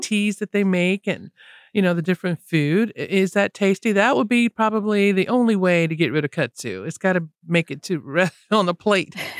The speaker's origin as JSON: {"language": "English", "region": "Florida", "country": "United States", "tie": "born or raised there", "moved": "yes", "said": "Growing up in Florida"}